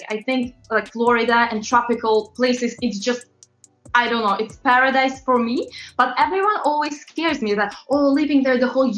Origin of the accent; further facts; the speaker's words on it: Latvia; English is a second language; also born or lived in London, United Kingdom; now in New York, United States; I'm originally from Eastern Europe, very, very small country called Latvia.